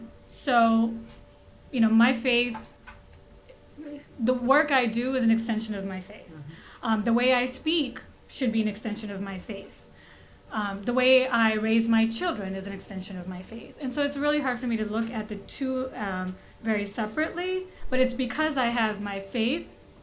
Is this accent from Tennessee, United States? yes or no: no; Skokie, Illinois, United States; now in Indianapolis, United States; I grew up in Skokie